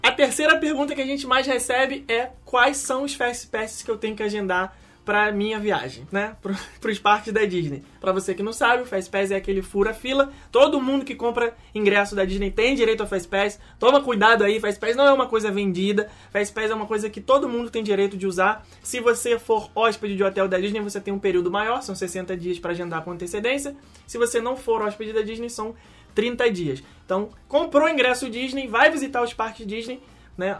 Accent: Brazil; como nós somos brasileiros e a língua que mais fácil é identificada pela nossa audição é o português

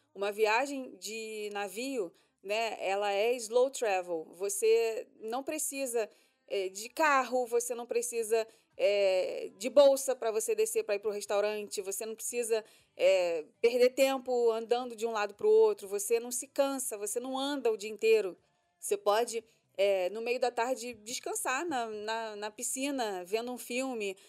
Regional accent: Rio de Janeiro, Brazil; now in Orlando, United States; a gente é carioca, a gente está acostumado com 40 graus na cabeça praticamente o ano todo

